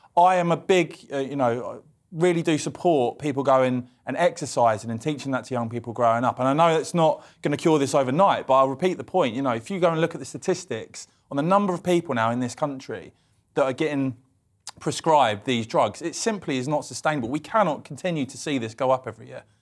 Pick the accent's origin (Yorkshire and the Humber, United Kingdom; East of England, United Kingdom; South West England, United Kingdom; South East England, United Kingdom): East of England, United Kingdom; Cambridge; I'm from Cambridge